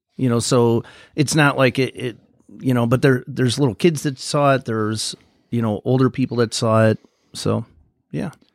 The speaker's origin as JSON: {"language": "English", "town": "Bridgeport", "country": "United States", "tie": "born or raised there", "said": "I grew up in Bridgeport"}